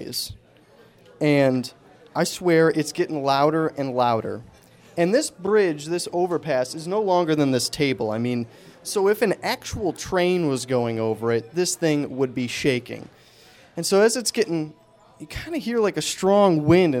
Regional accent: Angola, New York, United States; moved away; also born or lived in Buffalo; I'm originally from Buffalo, so I grew up there

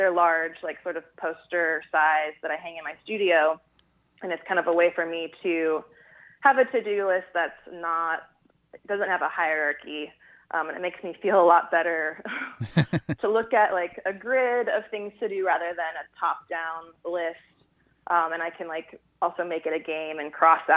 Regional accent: Bay Area, California, United States; moved away; also born or lived in Fort Worth, Texas; I'm actually from California originally, from the Bay Area

